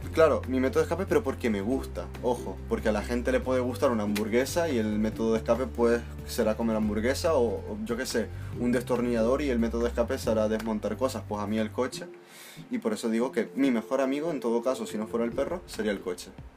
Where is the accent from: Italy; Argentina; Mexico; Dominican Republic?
Italy; now in Canary Islands, Spain; soy italiano.